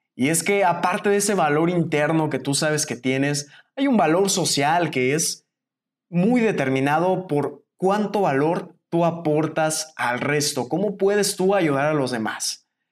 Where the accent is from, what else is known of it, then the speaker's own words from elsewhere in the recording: Mexico; salí de México